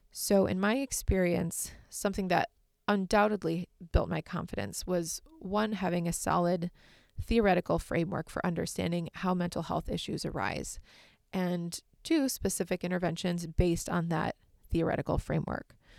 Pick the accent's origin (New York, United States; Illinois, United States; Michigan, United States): Michigan, United States; also born or lived in Massachusetts; I was raised in Michigan and I still live here now